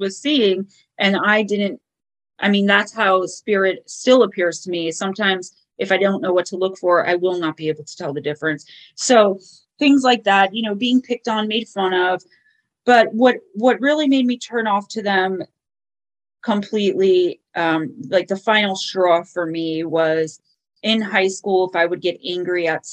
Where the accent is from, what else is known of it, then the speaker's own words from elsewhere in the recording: Paterson, New Jersey, United States; I grew up in Paterson, New Jersey